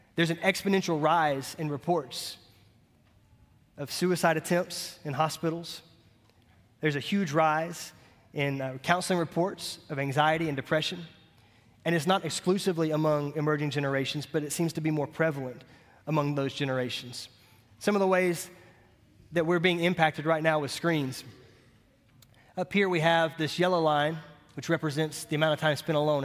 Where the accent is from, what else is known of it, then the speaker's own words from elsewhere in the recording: Montgomery, United States; I cut grass for about ten years growing up in Montgomery